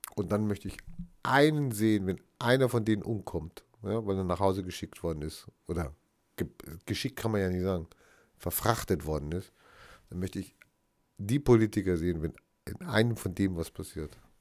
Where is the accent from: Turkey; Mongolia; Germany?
Germany; North Rhine-Westphalia; Ich hatte ja auch meine Schulbildung in Nordrhein-Westfalen erfahren und nicht in Bayern